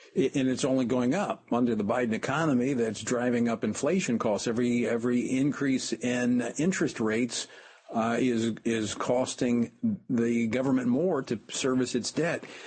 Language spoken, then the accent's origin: English; Louisiana, United States; my home state of Louisiana